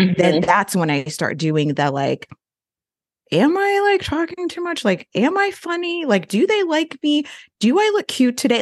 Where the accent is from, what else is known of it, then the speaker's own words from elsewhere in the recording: Florida, United States; also born or lived in Austin, Texas; now in Winston-Salem, United States; I am kind of a forever transplant. I am from Florida